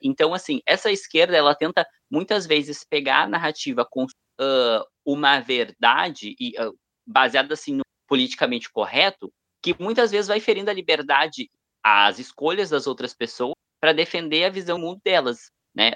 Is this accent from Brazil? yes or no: yes; Brazil; nós que somos brasileiros